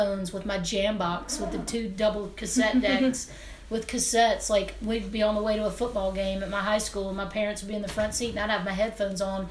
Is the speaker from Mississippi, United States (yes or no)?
yes; Hernando, Mississippi, United States; I'm from Northwest Mississippi, right outside of Memphis, Tennessee. My parents still live in Hernando, where I'm from.